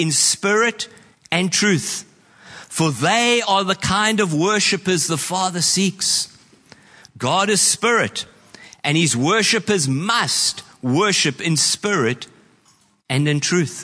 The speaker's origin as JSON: {"language": "English", "country": "New Zealand", "said": "I know as a Kiwi"}